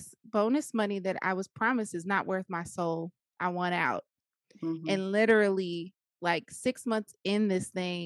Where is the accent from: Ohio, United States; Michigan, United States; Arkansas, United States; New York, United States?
Arkansas, United States; Jacksonville; moved away as an adult; also born or lived in Riverside, California; now in Moreno Valley, United States; I am originally from Arkansas, Jacksonville, Arkansas, to be exact.